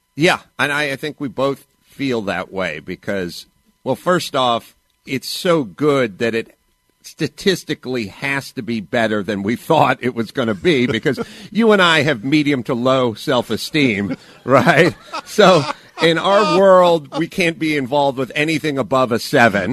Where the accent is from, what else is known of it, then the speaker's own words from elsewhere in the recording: Los Angeles, California, United States; I grew up in North Hollywood